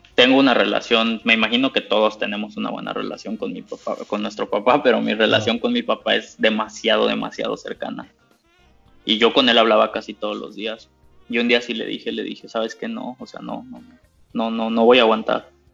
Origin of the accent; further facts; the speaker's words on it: Mexico; moved away as an adult; now in Germany; mi esposa es mexicana, yo soy mexicano